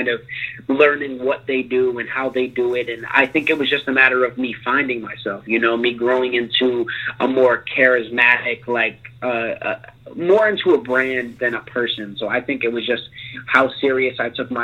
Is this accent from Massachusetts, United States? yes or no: yes; Cape Cod, Massachusetts, United States; moved away as an adult; also born or lived in Boston area, Massachusetts; now in Los Angeles, United States; originally, I'm from a small place called Cape Cod, Massachusetts